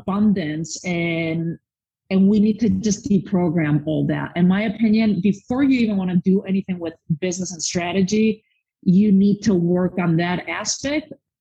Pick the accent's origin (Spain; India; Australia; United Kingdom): Spain; now in United States; I was born and raised in Spain